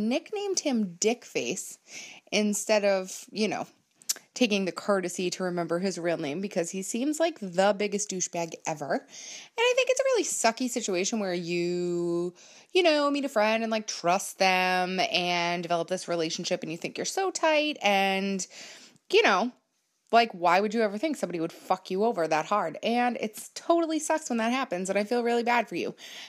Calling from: Massachusetts, United States; I am a listener from Massachusetts

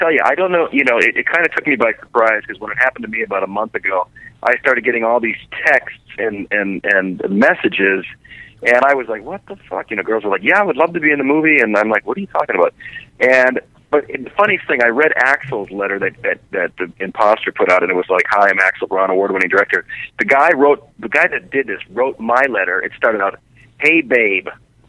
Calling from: Kansas City, United States; from Kansas City.

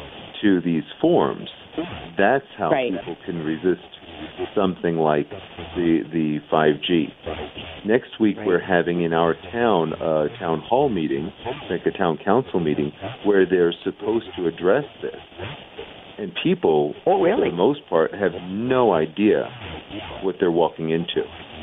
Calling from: New Mexico, United States; I'm coming from New Mexico, northern New Mexico, house.

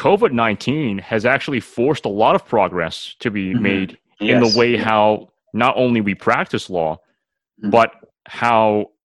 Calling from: Mississauga, Ontario, Canada; despite the fact that I'm recording this from Mississauga

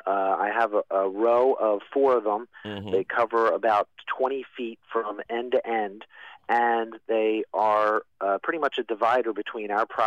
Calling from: Philadelphia, Pennsylvania, United States; I'm calling from Germantown in Philadelphia.

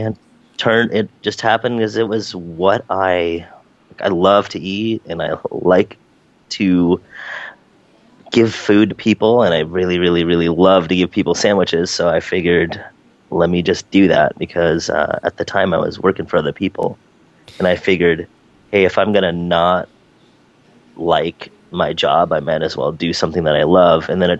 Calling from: San Francisco, California, United States; Today I'm in rainy and foggy San Francisco, California.

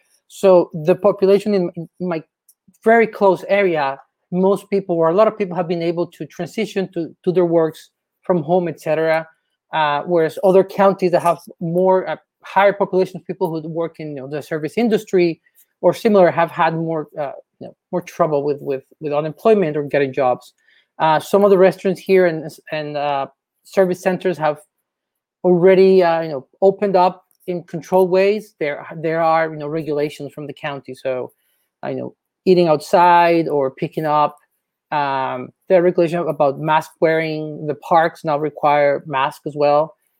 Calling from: Arlington, Virginia, United States; So I'm calling from Arlington, Virginia.

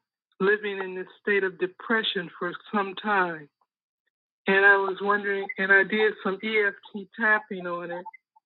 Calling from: Pembroke Township, Illinois, United States; I'm calling from Pembroke Township, Illinois.

